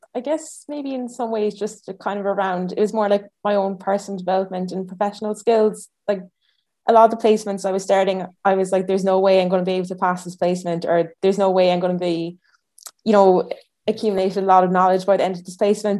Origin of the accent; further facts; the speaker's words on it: Ireland; now in Edinburgh, United Kingdom; I'm from Ireland originally